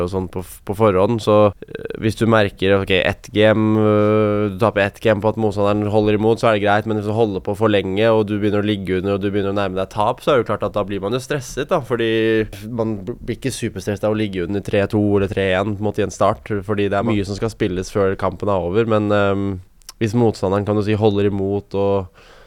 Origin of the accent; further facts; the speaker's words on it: Norway; her hjemme i Norge